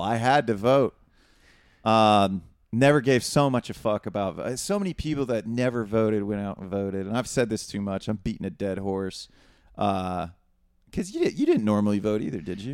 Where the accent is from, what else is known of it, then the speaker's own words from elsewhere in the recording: Northwest Ohio, United States; we're from Northwest Ohio. Neither of us grew up with money